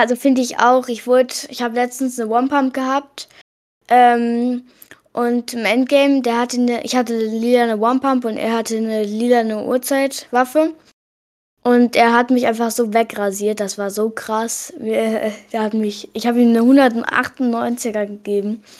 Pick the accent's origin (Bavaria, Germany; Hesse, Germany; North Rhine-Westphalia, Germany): Hesse, Germany; ich komme aus Hessen